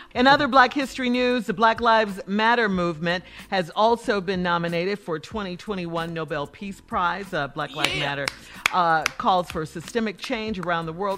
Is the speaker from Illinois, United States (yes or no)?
yes; Chicago, Illinois, United States; Growing up in Chicago